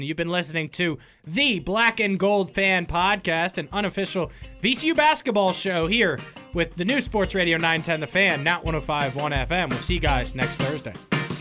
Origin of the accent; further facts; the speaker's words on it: Northern Virginia, United States; growing up in Northern Virginia